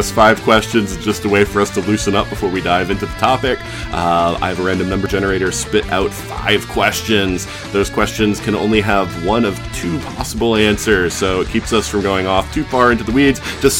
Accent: South Carolina, United States; where I grew up in South Carolina

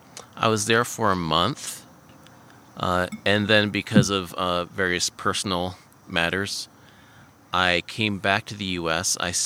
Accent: Everett, Washington, United States; also born or lived in Virginia Beach, Virginia / Poulsbo, Washington; I'm originally from the Seattle area

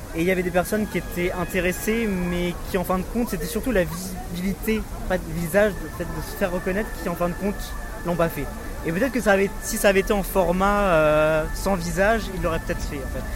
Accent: France; moved away as an adult; now in Germany; J'habite en Allemagne, mais j'ai grandi en France

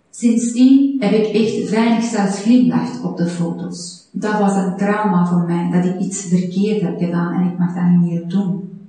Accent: Iran; now in Belgium; Ik ben geboren en getogen in Iran. Toen ik geboren was, waren 70

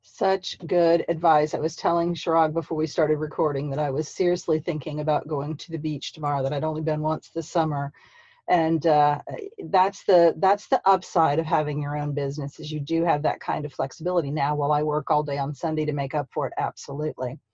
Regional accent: St. Petersburg, Florida, United States; also born or lived in Columbus, Georgia / Midwest / Marianna, Florida; now in Tallahassee, United States; I'm from St. Petersburg

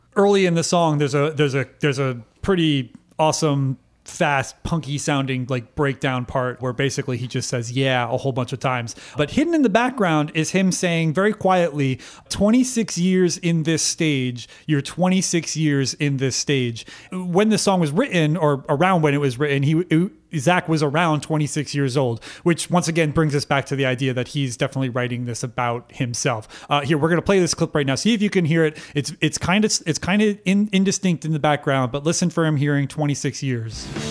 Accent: Connecticut, United States; I was raised in Connecticut

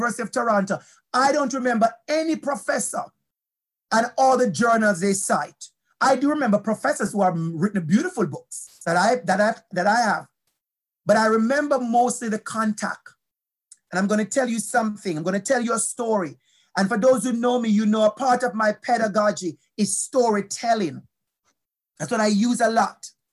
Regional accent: Jamaica; accent: Jamaican; moved away as an adult; My accent is strong, beautiful Jamaican accent

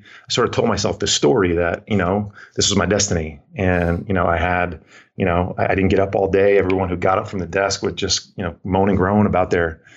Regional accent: Bergen County, New Jersey, United States; also born or lived in Vermont; Born and raised in New Jersey, Bergen County, New Jersey, just outside of New York City

